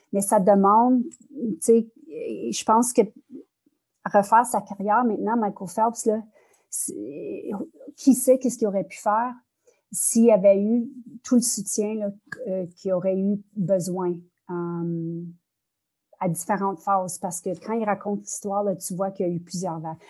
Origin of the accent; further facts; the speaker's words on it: northern Ontario, Canada; first language French; je suis francophone du nord de l'Ontario